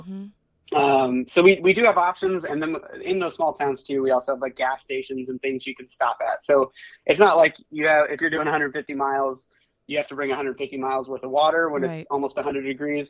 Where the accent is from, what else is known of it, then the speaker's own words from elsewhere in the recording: western Iowa, United States; I grew up in Iowa, actually, on the western side of the state.